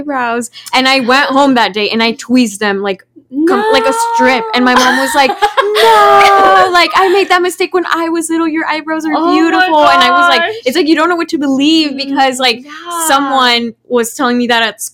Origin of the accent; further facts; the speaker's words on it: Texas, United States; first language Spanish; English is a second language; also born or lived in Mexico; I study like in my hometown, so I didn't like move out like for college